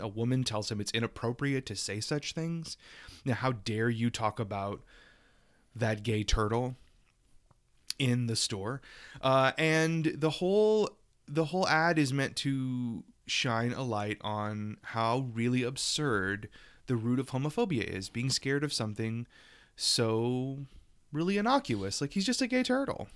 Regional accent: the South, United States; I'm from the South and we say Frenchie.

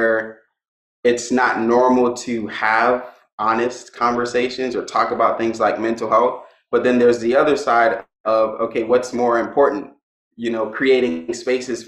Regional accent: Miami, Florida, United States; I was born and raised in Miami and went to school

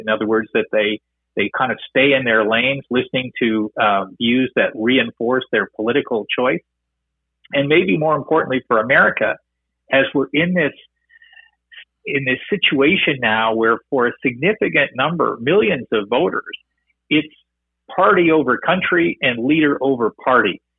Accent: Canada; as a Canadian

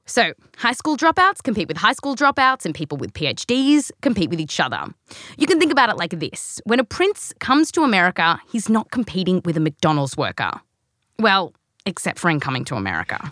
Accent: Australia; also born or lived in California; now in United States; I was born here, raised in Australia.

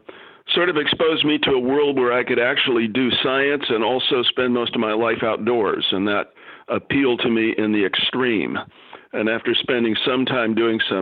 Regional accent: Ozark Mountains, South Missouri, United States; moved away as an adult; also born or lived in Ohio; now in New York, United States; I wound up doing most of my growing up in South Missouri in the Ozark Mountains on a sort of survival dairy farm

